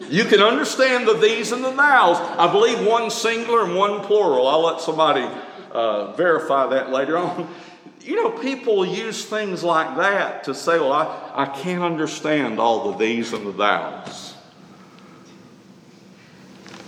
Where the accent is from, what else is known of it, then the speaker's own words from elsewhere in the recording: Tuscaloosa, Alabama, United States; Growing up in Tuscaloosa